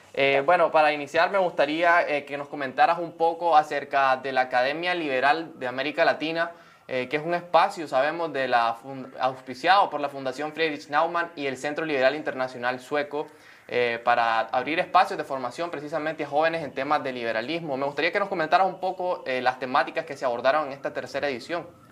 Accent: Nicaragua

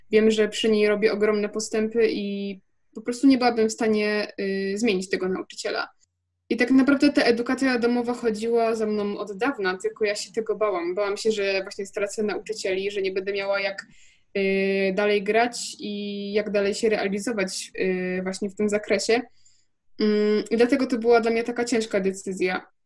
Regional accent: Wrocław, Lower Silesian Voivodeship, Poland; jestem z Wrocławia, jest taka szkoła we Wrocławiu yy, popołudniowa

